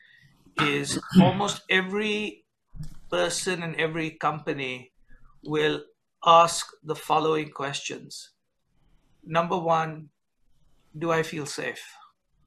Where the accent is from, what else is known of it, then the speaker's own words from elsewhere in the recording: India; moved away as an adult; now in United States; I grew up in India, work in the United States for a French company.